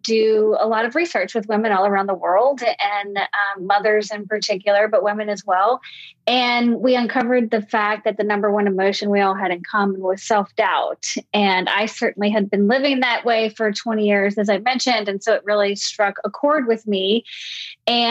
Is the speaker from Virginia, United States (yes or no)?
yes; Richmond, Virginia, United States; born and raised in Richmond, Virginia